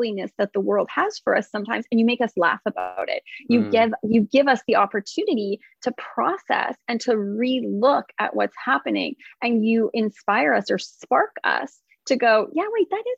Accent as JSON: {"language": "English", "country": "Canada", "said": "I'm not from America, I'm from Canada"}